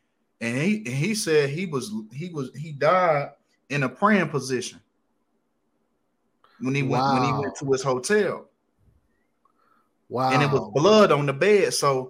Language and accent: English; Detroit, Michigan, United States; Yep. Detroit.